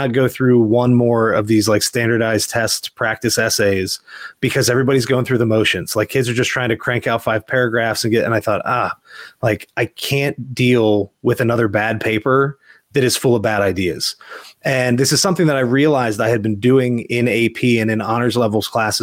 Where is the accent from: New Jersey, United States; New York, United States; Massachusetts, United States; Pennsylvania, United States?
Pennsylvania, United States; Mechanicsburg; moved away as an adult; now in Virginia, United States; I grew up in Mechanicsburg, Pennsylvania